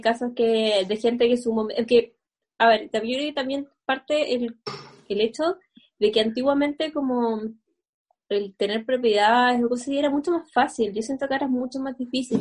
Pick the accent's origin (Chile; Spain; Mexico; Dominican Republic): Chile; nosotros que somos chilenas